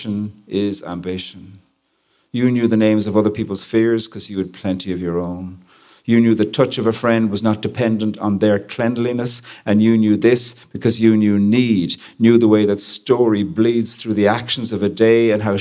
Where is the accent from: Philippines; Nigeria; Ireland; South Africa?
Ireland; I'm from Ireland